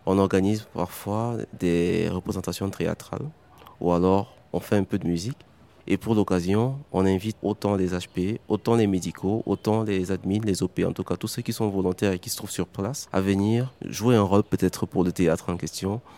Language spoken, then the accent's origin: French; Cameroon; also born or lived in Douala; Du Cameroun